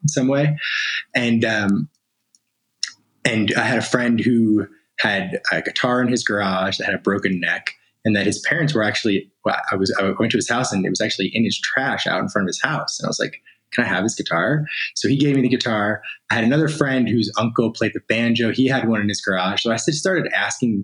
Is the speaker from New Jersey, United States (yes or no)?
yes; Asbury Park, New Jersey, United States; now in California, United States; So I'm originally from New Jersey, though now I'm in California. And, you know, grew up in the Asbury Park area